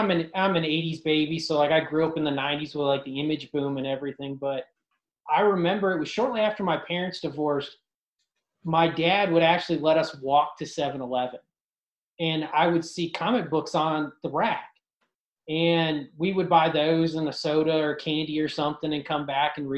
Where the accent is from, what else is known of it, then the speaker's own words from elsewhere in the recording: Ashtabula County, Northeast Ohio, United States; I grew up in Northeast Ohio in Ashtabula County